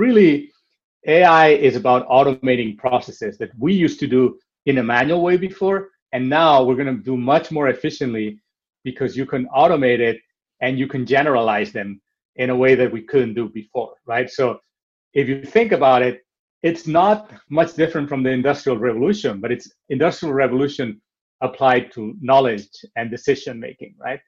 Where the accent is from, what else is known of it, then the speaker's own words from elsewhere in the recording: Barcelona, Catalonia, Spain; moved away; I am originally from Barcelona, so I'm also very connected to the city